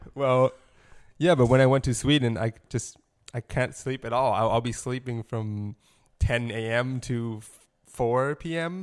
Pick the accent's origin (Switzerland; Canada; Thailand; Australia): Thailand; moved away as an adult; now in Los Angeles, United States; I grew up in Thailand